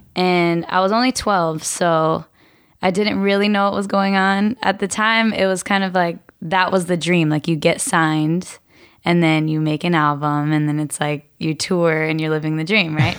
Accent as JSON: {"language": "English", "area": "Murrieta", "region": "Southern California", "country": "United States", "tie": "born or raised there", "said": "I grew up in a town called Marietta. It's in Southern California."}